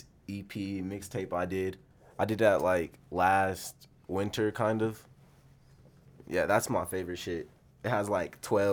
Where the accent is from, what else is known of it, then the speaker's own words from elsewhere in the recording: Aurora, Colorado, United States; also born or lived in Denver / Baltimore; I'm from Colorado. I mainly grew up in, like, Aurora, Denver type shit.